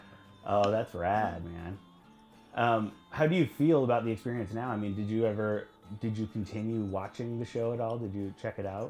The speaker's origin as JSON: {"language": "English", "region": "Nebraska", "country": "United States", "said": "I'm from Nebraska"}